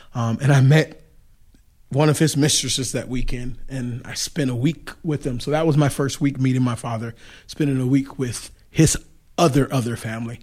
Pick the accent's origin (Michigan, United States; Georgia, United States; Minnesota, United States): Michigan, United States; Detroit; now in Goshen, United States; I grew up in Detroit, Michigan.